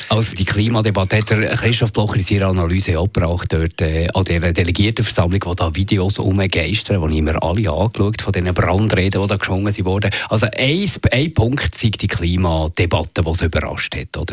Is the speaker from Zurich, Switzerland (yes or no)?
yes; Zürcher Unterland, Zurich, Switzerland; Ich komme aus dem Zürich-Unterland